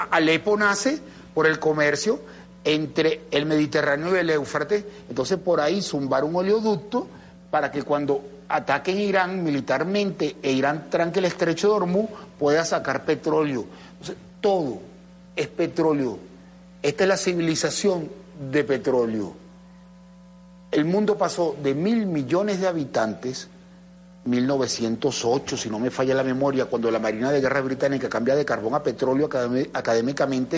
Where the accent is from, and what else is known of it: Venezuela